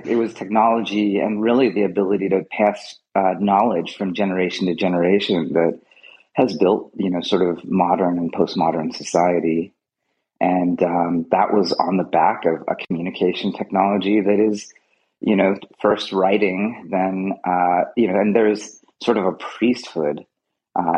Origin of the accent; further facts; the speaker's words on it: Fremont, California, United States; also born or lived in Canada; I grew up here in Fremont